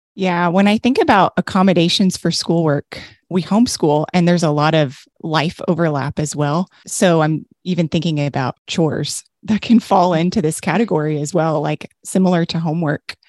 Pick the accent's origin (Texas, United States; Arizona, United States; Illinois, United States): Texas, United States; I'm from Texas and I say supper